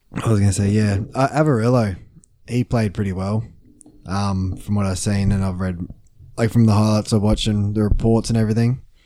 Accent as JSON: {"language": "English", "region": "Queensland", "country": "Australia", "said": "as a Queenslander"}